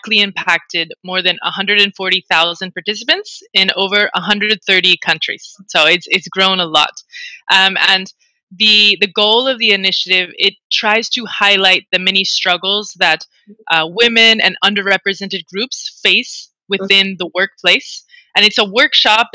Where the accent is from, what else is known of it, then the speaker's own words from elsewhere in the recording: United States; now in Spain; I'm an American working in Spain